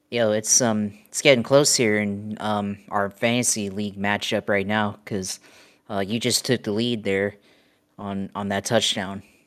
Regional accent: Jacksonville, Florida, United States; I'm from Jacksonville

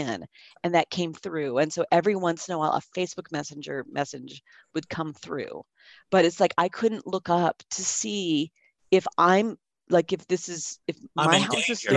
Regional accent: San Jose, California, United States; I grew up in San Jose, California

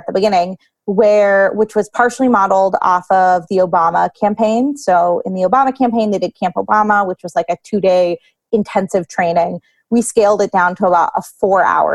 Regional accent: Lancaster, Pennsylvania, United States; I grew up here in Lancaster, and I care a lot about the people that I went to high school

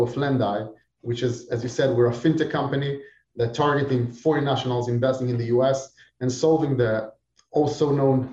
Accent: Israel; moved away as an adult; now in Florida, United States; I'm originally from Israel. Now, of course, I live here in Florida

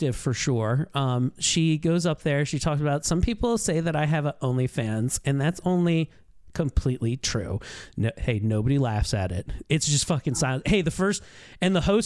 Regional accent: Baltimore, Maryland, United States; I'm from Baltimore.

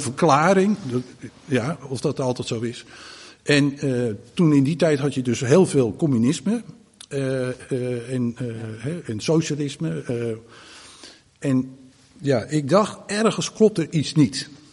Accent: Groot-Ammers, South Holland, Netherlands; toen ben ik dus opgegroeid in Groot Ammers

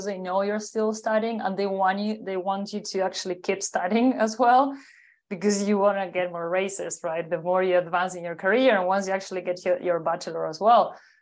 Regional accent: Uruguay; I'm originally from Uruguay, South America, a small but strong country between Argentina and Brazil.

